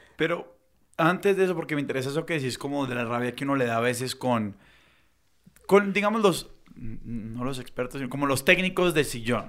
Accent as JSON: {"language": "Spanish", "town": "Cali", "region": "Valle del Cauca", "country": "Colombia", "said": "yo siendo caleño"}